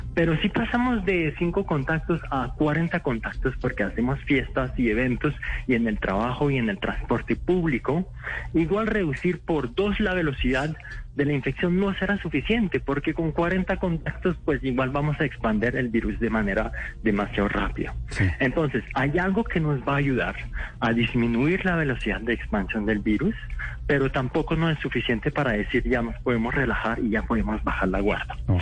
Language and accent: Spanish; France; moved away as an adult; also born or lived in Morocco; now in Bogotá, Colombia; nací en Francia, mis papás son de Marruecos, pero ya llevo 6, 7 años en Colombia